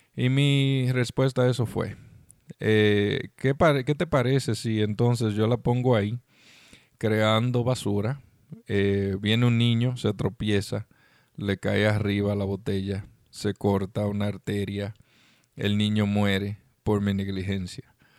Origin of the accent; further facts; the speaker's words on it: Dominican Republic; moved away; estuve en República Dominicana, mi país natal